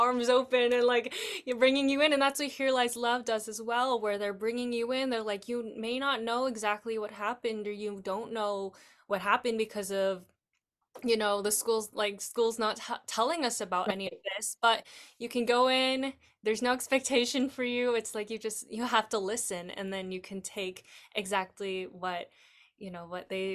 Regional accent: Bakersfield, California, United States; I'm Taiwanese American, and so, you know, but growing up in Bakersfield

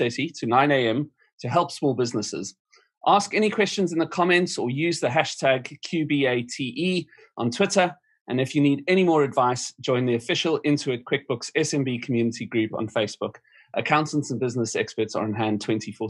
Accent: South Africa; now in United Kingdom; My home country, South Africa

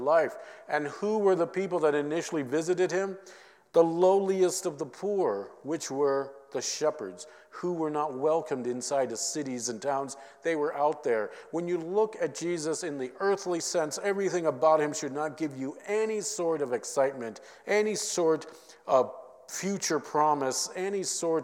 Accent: Minnesota, United States; I'm from Minnesota

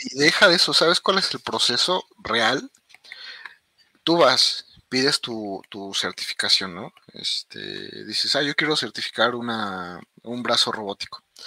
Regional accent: Mexico; nosotros los mexicanos o como latinos

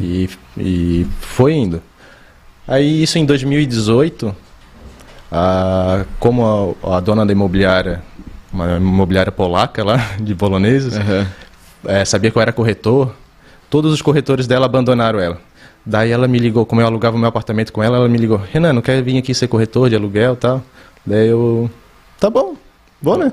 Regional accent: São José, Santa Catarina, Brazil; moved away as an adult; also born or lived in Criciúma; now in Itapema, Brazil; Eu nasci em Criciúma, mas morei a vida toda ali em São José, Florianópolis

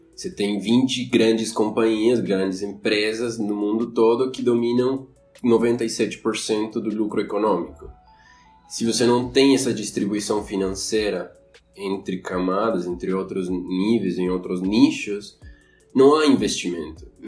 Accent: Quito, Pichincha, Ecuador; Portuguese is a second language; moved away as an adult; now in Florianópolis, Brazil; eu sou equatoriano, de Quito

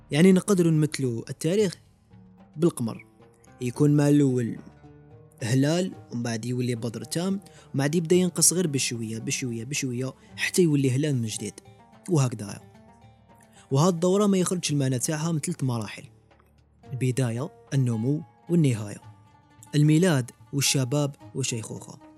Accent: Algeria; علاش حنا كمجتمع جزائري ولا كأمة عربية مازلنا في الحضيض ومازلنا متأخرين

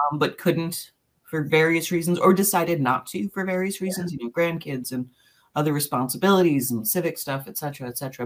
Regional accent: New York, United States; moved away as an adult; now in Appleton, United States; we're originally from New York, and we've been living in Appleton, Wisconsin, uh, basically because of this job

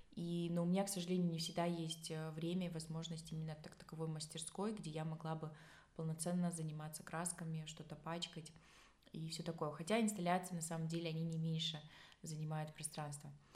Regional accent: Tajikistan; я родом сама с Таджикистана

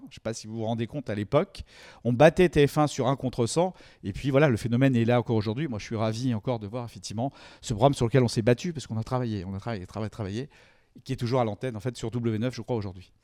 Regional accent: France; on est français

